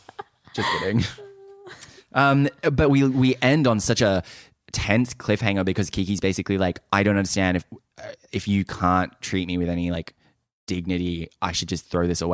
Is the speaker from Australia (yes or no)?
yes; Australia; We're just quirky girls from the country.